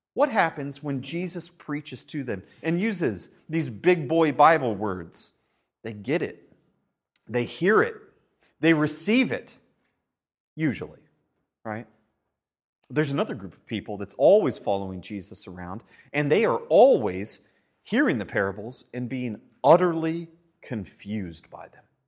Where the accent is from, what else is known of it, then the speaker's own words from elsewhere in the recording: United States; we're Americans